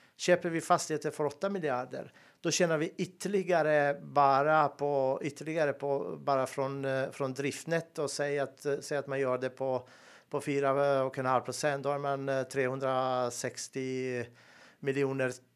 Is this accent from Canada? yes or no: no; Montenegro; moved away as an adult; also born or lived in Bosnia and Herzegovina; now in Sweden; jag är född och uppväxt i Montenegro